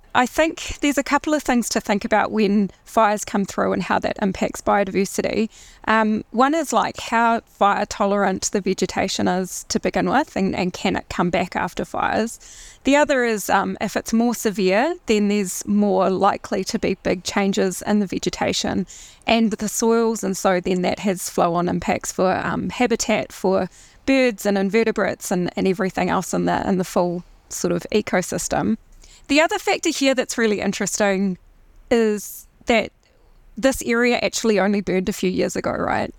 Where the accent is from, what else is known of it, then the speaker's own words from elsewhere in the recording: Christchurch, Canterbury, New Zealand; So I'm from Christchurch. I grew up in Christchurch originally